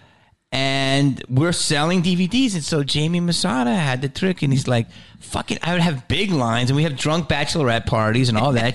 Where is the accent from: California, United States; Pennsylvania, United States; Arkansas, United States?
Pennsylvania, United States; Philadelphia; I grew up in Philly